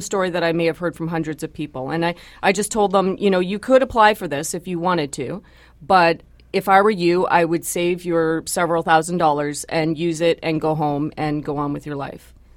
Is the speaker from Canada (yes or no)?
yes; Canada; I am a Canadian first